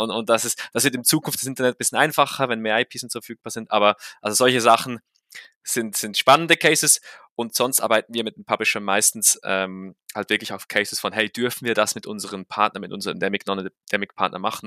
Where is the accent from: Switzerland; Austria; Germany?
Switzerland; für mich als Schweizer